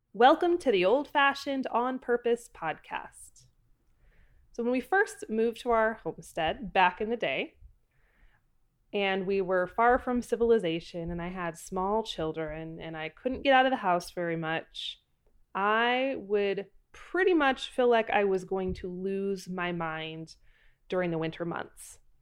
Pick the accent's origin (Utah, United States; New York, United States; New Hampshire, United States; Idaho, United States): Idaho, United States; Pacific Northwest, Idaho Panhandle, United States; I am from the Pacific Northwest, up in the Idaho Panhandle, and we had very dark, very dreary, gloomy, uh, falls and winters